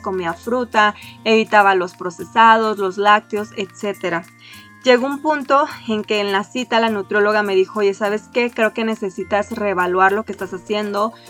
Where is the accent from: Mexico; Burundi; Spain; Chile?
Mexico; somos de México